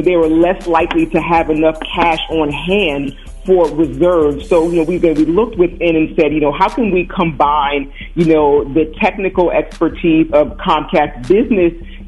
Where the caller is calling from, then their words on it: Philadelphia, Pennsylvania, United States; I'm calling in from sunny Philadelphia.